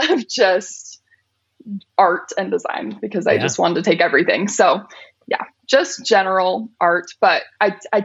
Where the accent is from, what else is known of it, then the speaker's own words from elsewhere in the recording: Riverton, Utah, United States; also born or lived in Murray, Utah; I've lived in Riverton my whole life.